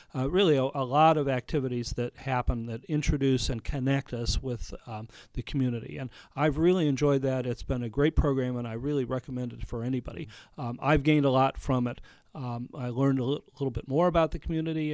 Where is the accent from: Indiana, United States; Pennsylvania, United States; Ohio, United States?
Ohio, United States; moved away as an adult; also born or lived in Montgomery, Alabama / Michigan / Palm Beach, Florida; now in Napa, United States; I grew up in Ohio